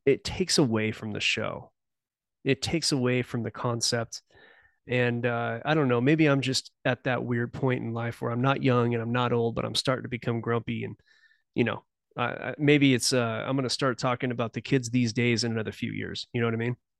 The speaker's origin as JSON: {"language": "English", "region": "Southern California", "country": "United States", "tie": "born or raised there", "moved": "yes", "said": "I was born in Southern California. I now live in the mountain region"}